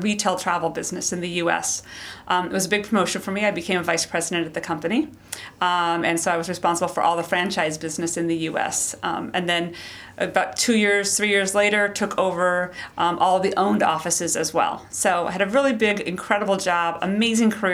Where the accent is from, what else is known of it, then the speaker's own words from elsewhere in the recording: Spokane, Washington, United States; moved away as an adult; also born or lived in East Coast; I was born and raised in Spokane, Washington